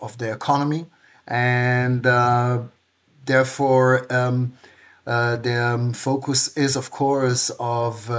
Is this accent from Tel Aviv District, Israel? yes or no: yes; Tel Aviv, Tel Aviv District, Israel; moved away as an adult; now in Regensburg, Germany; I grew up in Tel Aviv